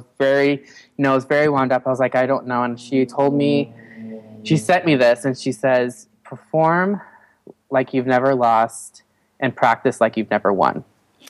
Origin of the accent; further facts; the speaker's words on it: Colorado, United States; now in Los Angeles, United States; I was born in Colorado